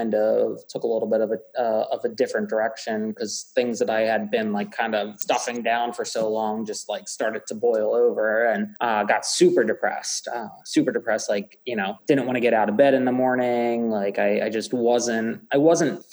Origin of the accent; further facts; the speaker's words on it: Worcester, Pennsylvania, United States; I grew up in Worcester, like right down the street, right down Morris Road from Bluebell Country Club